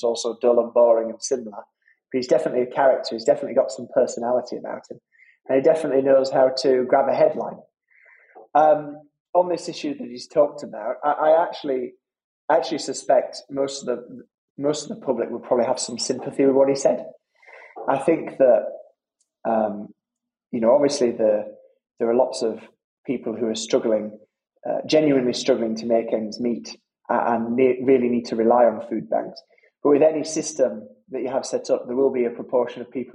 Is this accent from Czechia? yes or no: no; Halifax, Yorkshire and the Humber, United Kingdom; my old neighbours growing up in Halifax